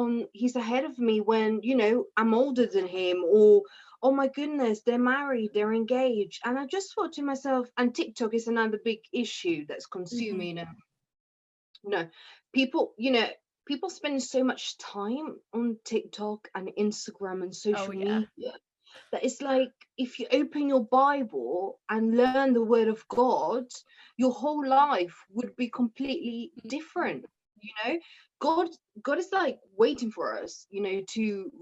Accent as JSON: {"language": "English", "town": "Oxford", "region": "South East England", "country": "United Kingdom", "said": "I'm from Oxford"}